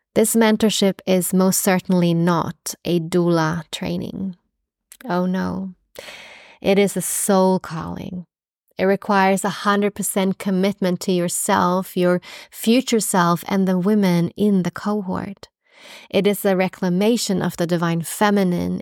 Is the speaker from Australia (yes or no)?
yes; Australia; now in Stockholm, Sweden; being an Australian midwife